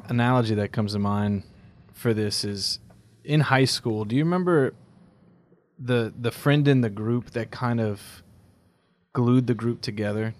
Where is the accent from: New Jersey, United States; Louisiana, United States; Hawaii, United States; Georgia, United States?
Louisiana, United States; South; I'm from South Louisiana